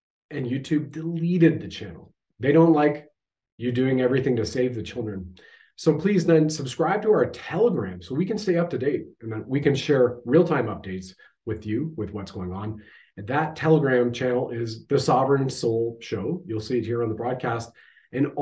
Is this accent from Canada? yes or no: yes; Canada